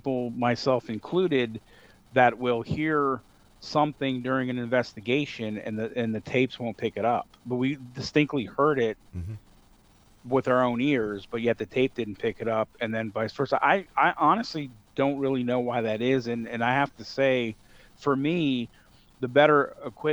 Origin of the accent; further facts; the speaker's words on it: Northern Virginia, United States; also born or lived in Evanston, Illinois; my house that I grew up in Northern Virginia